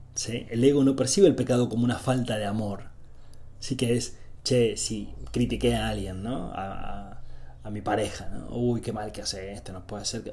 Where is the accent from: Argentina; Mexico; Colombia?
Argentina; soy de Argentina, vivo en Argentina